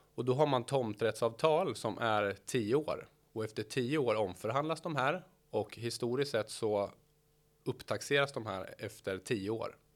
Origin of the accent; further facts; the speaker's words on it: Norrköping, Östergötland, Sweden; född och uppvuxen i Norrköping